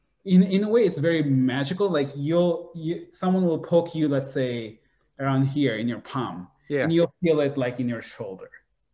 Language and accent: English; Saudi Arabia; now in United States; And so I was born in Saudi Arabia. But my growth was very much around people from Bangladesh, my family. So I very much grew up as Bangladeshi.